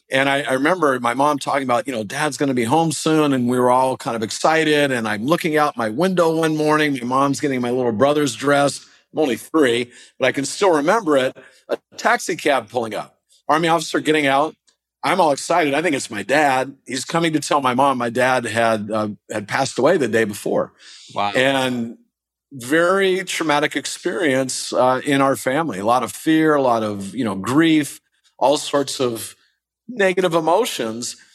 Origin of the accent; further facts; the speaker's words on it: East Coast, United States; now in Southern California, United States; we're a little wimpy down here in Southern California. I didn't grow up here. I grew up on the East Coast